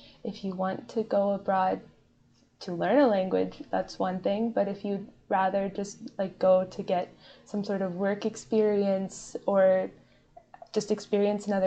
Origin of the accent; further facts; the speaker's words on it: Columbus, Indiana, United States; I'm from Columbus, Indiana